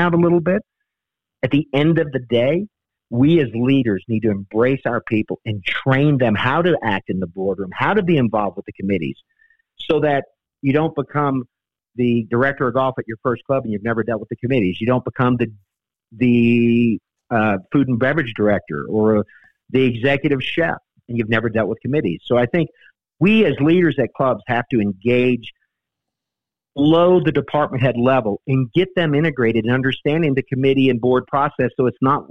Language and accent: English; New Orleans, Louisiana, United States; I grew up in New Orleans, and you know, cooking and eating in New Orleans is a way of life.